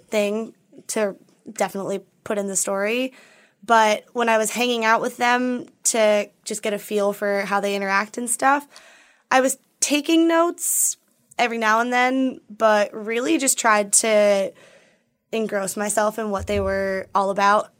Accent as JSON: {"language": "English", "town": "Minneapolis", "region": "Minnesota", "country": "United States", "tie": "born or raised there", "moved": "yes", "said": "I'm from Minneapolis"}